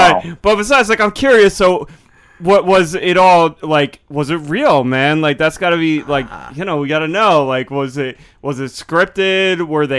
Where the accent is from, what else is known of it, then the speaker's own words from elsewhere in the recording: New Jersey, United States; Yeah, no, I'm from the Jersey Shore.